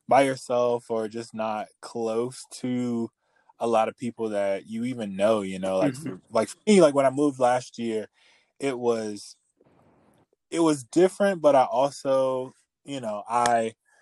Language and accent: English; Virginia, United States; I'm from Virginia